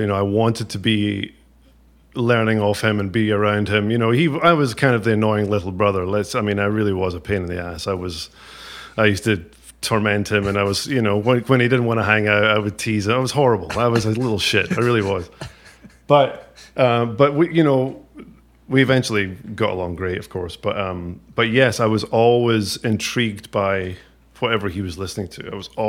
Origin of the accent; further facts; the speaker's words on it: Ayr, Scotland, United Kingdom; I grew up in Ayr.